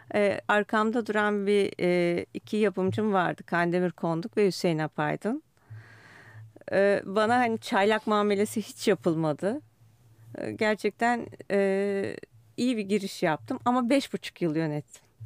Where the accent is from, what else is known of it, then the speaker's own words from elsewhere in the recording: Istanbul, Turkey; Büyükada'da büyüdüm.